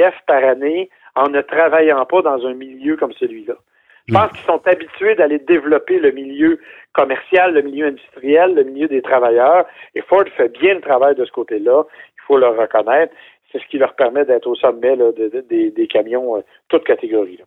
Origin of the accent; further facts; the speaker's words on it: Canada; chez nous au Canada